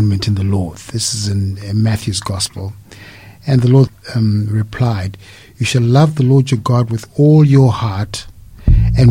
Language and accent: English; Zimbabwe; moved away as an adult; now in Australia; I am originally from Zimbabwe. Came here to Australia to work